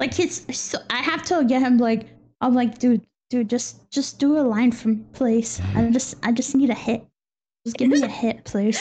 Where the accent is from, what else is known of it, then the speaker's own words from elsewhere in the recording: Texas, United States; now in Spain; it's the first time I've been out of Texas